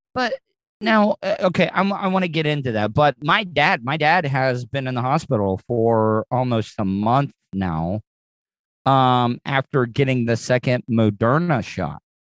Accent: United States; a dumb American

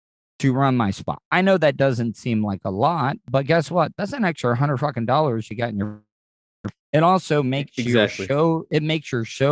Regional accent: Florida, United States; me being a you know, Florida cracker.

